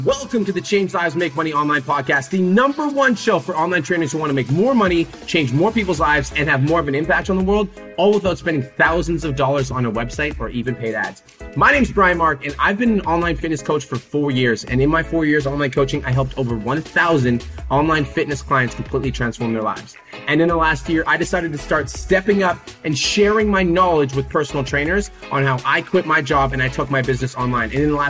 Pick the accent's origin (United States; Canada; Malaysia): Canada; moved away; So I came from Canada